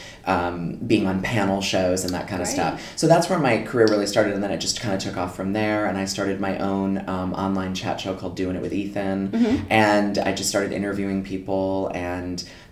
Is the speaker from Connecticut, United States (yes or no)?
yes; Connecticut, United States; moved away as an adult; also born or lived in Los Angeles, United States; now in London, United Kingdom; I grew up in Connecticut on the East Coast of America